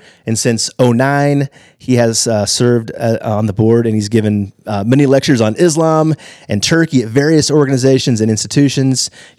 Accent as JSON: {"language": "English", "region": "Texas", "country": "United States", "said": "I'm a Texan."}